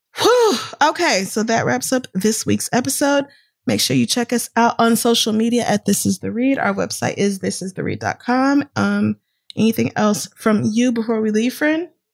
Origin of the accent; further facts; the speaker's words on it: United States; I'm American, born and raised